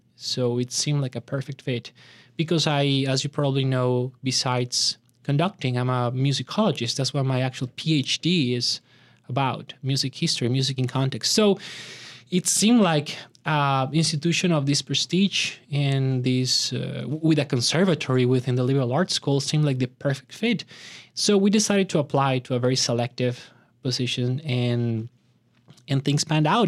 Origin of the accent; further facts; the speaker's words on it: Bogotá, Bogotá Capital District, Colombia; moved away; Bogota, where I had, uh, the opportunity to grow up